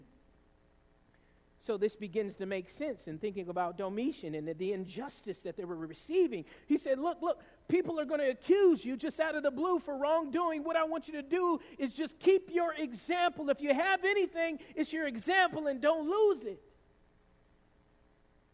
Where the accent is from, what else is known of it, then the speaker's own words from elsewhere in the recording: the South, United States; growing up in the South the way I did